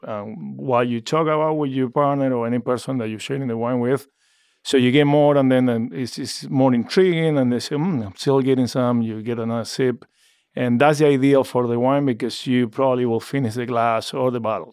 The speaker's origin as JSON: {"language": "English", "country": "Argentina", "tie": "born or raised there", "moved": "as an adult", "lives_now": "Oregon, United States", "said": "born and raised in Argentina"}